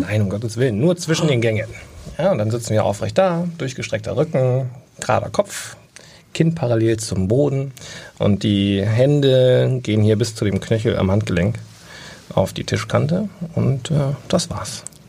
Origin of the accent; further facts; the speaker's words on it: Bavaria, Germany; bei uns in Bayern